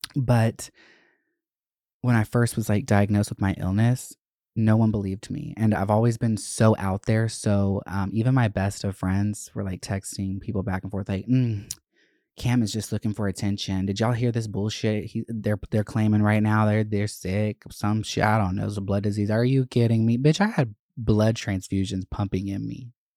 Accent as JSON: {"language": "English", "town": "Winder", "region": "Georgia", "country": "United States", "tie": "born or raised there", "moved": "yes", "said": "I grew up in Winder, which was just such a problematic fucking town to live"}